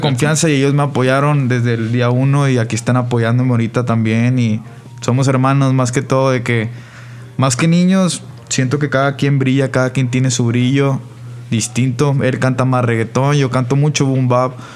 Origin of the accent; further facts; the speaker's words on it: Monterrey, Nuevo León, Mexico; Todos vivimos por donde en la misma zona, somos del poniente de Monterrey